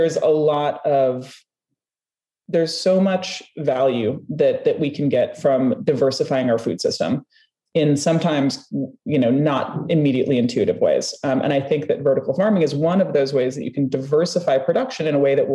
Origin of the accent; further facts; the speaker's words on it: Minnesota, United States; I'm from the American Midwest, I'm from Minnesota